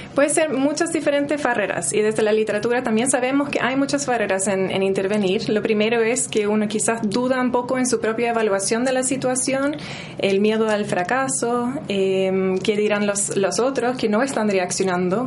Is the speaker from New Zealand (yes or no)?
yes; New Zealand; Spanish is a second language; moved away as an adult; also born or lived in Norway; now in Chile; nací en Nueva Zelanda, estudié enfermería en Nueva Zelanda